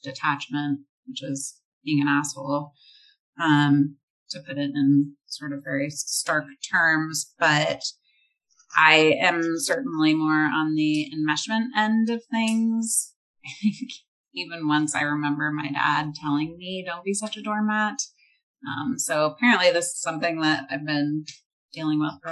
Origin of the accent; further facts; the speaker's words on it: Northern California, United States; I'm from Northern California